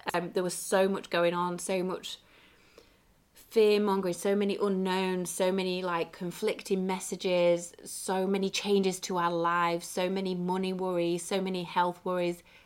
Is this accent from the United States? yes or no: no; England, United Kingdom; my hometown in the U K